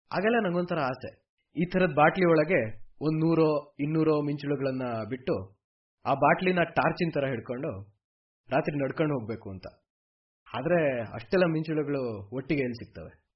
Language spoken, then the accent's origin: Kannada; a village in Koppa taluk, Chikkamagaluru district, Karnataka, India; ನಮ್ದು ಚಿಕ್ಕಮಗಳೂರು ಜಿಲ್ಲೆ ಕೊಪ್ಪ ತಾಲೂಕಲ್ಲಿರೋ ಒಂದು ಊರು